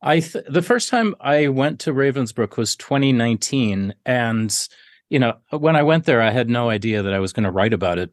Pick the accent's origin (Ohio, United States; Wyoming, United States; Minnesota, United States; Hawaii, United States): Minnesota, United States; now in South Dakota, United States; my home state of Minnesota